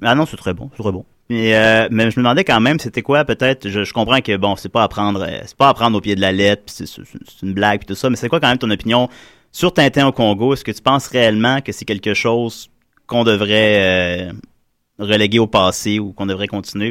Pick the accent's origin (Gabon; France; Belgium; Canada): Canada; South Shore of Quebec City; moi puis tous mes co-animateurs, on vient de la Rive-Sud de Québec.